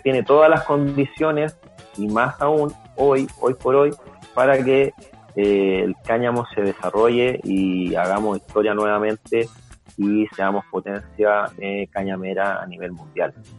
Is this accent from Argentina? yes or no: no; Chile